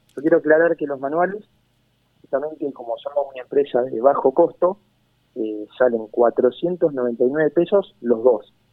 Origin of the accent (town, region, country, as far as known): Argentina